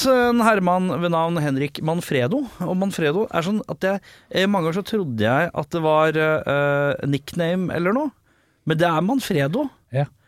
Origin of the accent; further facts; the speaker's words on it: Oslo, Norway; jeg er født i, eh, i Norge. I Norge. Hvor? Oslo.